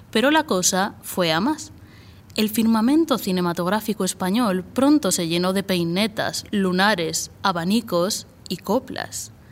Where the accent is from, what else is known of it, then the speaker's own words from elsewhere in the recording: Albacete, Castilla-La Mancha, Spain; accent: Albacete; con mi acento de Albacete